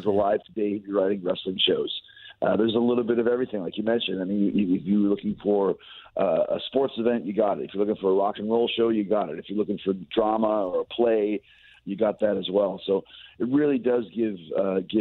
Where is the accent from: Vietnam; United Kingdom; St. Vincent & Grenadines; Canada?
Canada; Winnipeg, Manitoba; also born or lived in St. Louis; I am from Winnipeg